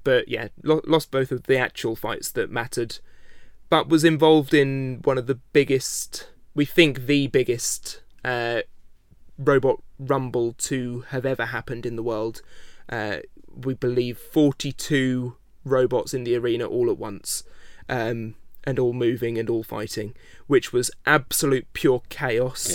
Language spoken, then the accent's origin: English; United Kingdom; I am British